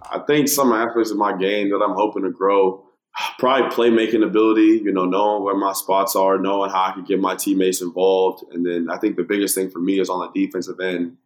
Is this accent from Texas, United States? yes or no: yes; Dallas, Texas, United States; moved away; Julius Randle, uh, who I grew up with in Dallas.